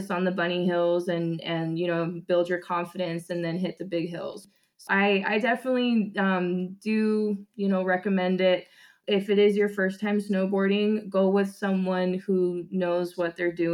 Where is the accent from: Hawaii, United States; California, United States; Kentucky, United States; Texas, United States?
Hawaii, United States; moved away as an adult; now in Oregon, United States; I grew up in Hawaii and I actually live on the island of Kauai